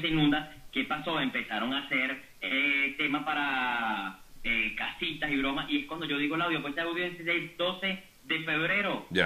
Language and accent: Spanish; Guatire, Miranda, Venezuela; Yo solamente soy un ciudadano venezolano, guatileño, preocupado por mi ciudad.